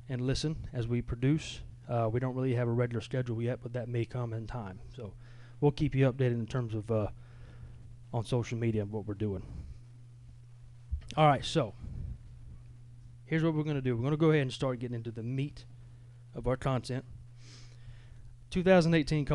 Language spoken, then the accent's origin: English; Georgia, United States; I come from Long County High School